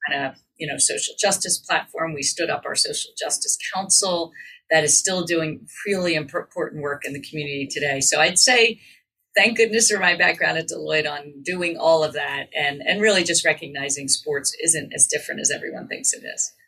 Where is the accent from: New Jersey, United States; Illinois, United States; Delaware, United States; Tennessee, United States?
New Jersey, United States; outside Philadelphia, southern; I grew up outside of Philadelphia in southern New Jersey